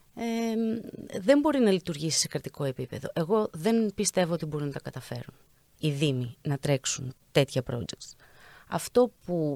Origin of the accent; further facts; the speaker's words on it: Greece; σαν Έλληνες